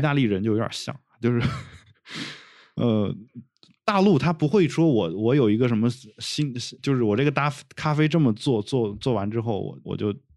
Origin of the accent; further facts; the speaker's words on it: China; accent: mainland Chinese accent (hometown dialect with heavy erhua); now in Beijing, China; 我用大陆口音说话